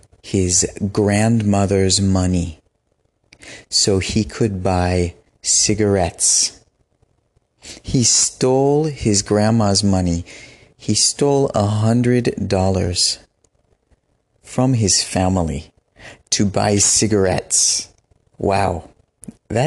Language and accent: English; West Coast of the United States, United States; also born or lived in Benin; I am from the West Coast of the United States, the Pacific Coast of the United States.